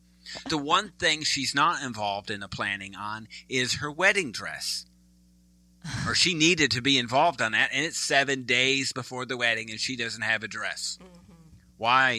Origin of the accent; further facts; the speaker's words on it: Midwest, United States; also born or lived in East Coast; now in Texas, United States; I'm a Midwesterner, then East Coast, and now Texas.